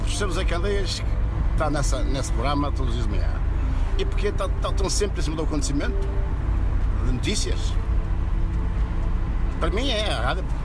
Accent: Ponte de Lima, Viana do Castelo, Portugal; moved away; Não, não, sou de Ponte Lima.

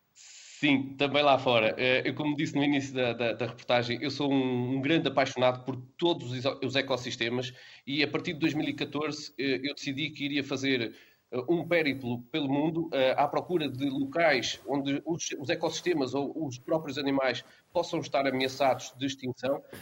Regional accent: Bragança, Norte, Portugal; como transmontano, não é? como uh, habitante de Bragança

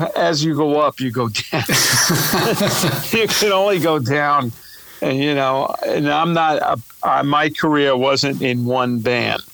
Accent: New York City, New York, United States; I'm from New York and Brooklyn

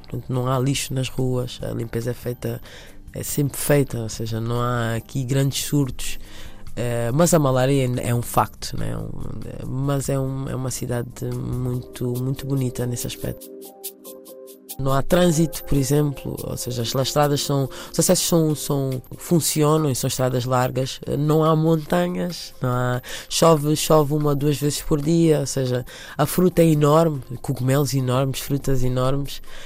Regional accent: Angola; now in Lusaka, Zambia; Apesar de ter nascido em Angola, eu vivo neste momento em Lusaka

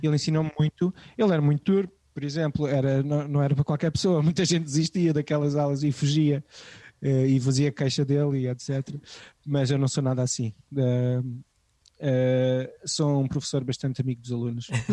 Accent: Amadora, Lisbon, Portugal; nos subúrbios de Lisboa onde eu cresci, eh, na Amadora e em Benfica

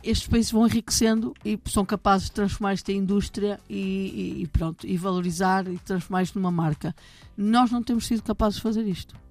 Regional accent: Minho, Portugal; eu nasci no Minho

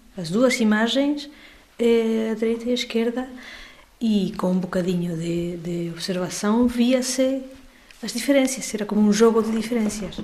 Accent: Spain; sou espanhola.

